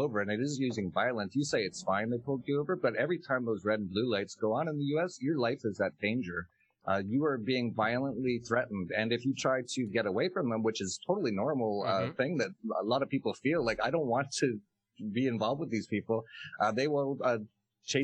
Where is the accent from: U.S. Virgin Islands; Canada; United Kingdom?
Canada; moved away as an adult; I was actually originally from Canada.